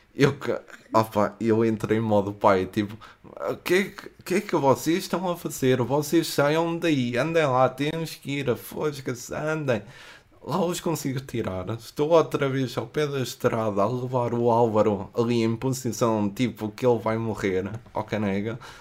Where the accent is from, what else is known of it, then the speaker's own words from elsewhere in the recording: Coimbra, Centro, Portugal; eu venho de Coimbra